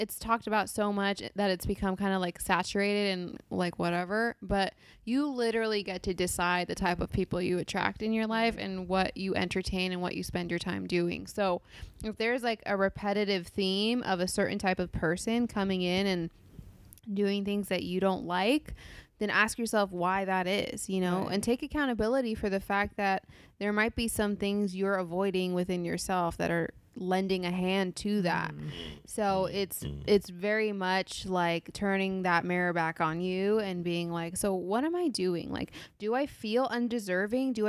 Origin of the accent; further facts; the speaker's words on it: Los Angeles, California, United States; I'm from